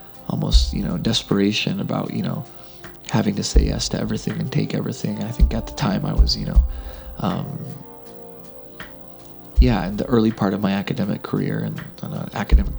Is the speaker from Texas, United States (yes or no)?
yes; Texas, United States; moved away as an adult; also born or lived in Midwest; now in Vancouver, Canada; I was born in Texas and mostly raised along the border and in the hill country